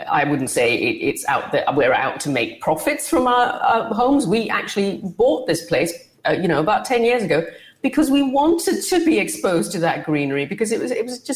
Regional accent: Singapore; Singaporeans, like myself, I am Singaporean, a lot of people in my neighborhood are too

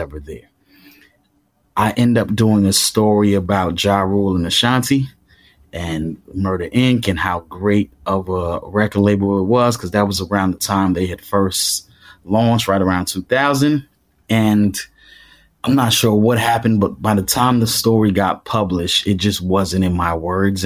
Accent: New York City, New York, United States; I grew up in Crown Heights

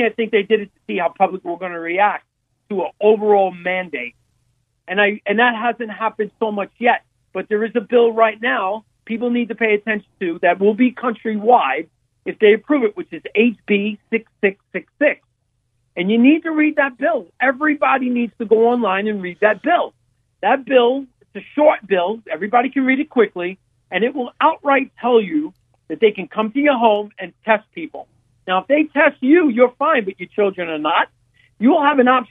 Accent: New York City, New York, United States; born or raised there; accent: New York; moved away

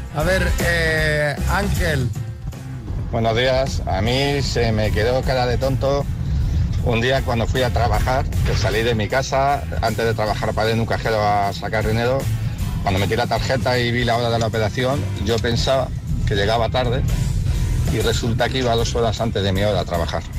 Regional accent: Mataró, Catalonia, Spain; yo soy de Mataró, Barcelona

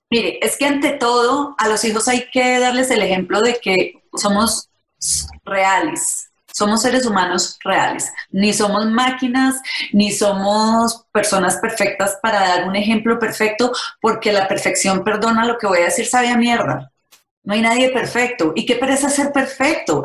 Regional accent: Paisa, Antioquia, Colombia; yo soy paisa

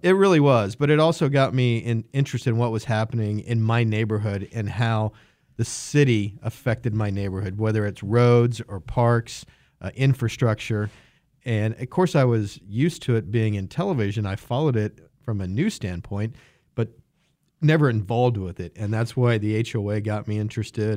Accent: Wichita, Kansas, United States; also born or lived in Dallas, Texas; lifelong Wichita, uh, grew up on the east side of town, Wichita Public Schools

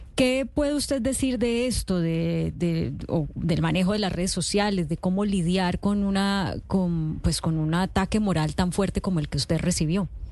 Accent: Colombia; como colombiana.

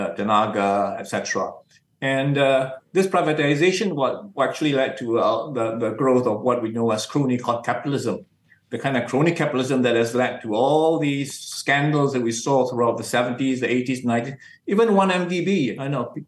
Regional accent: Batu Pahat, Johor, Malaysia; I'm from Batu Pahat in Johor, and to us Singapore was a closer city than even Kuala Lumpur

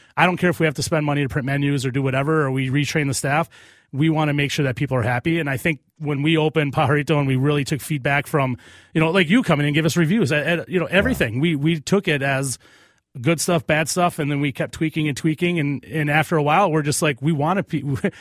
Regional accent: Cottage Grove, Minnesota, United States; I'm from Cottage Grove

